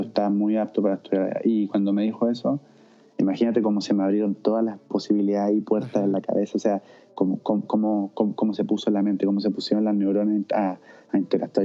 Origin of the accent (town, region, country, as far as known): Chile; moved away as an adult; now in Vienna, Austria